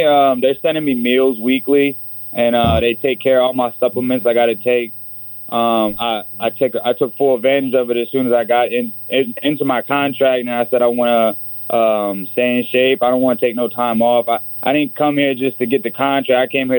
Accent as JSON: {"language": "English", "town": "Baltimore", "region": "Maryland", "country": "United States", "said": "I'm from Baltimore, Maryland."}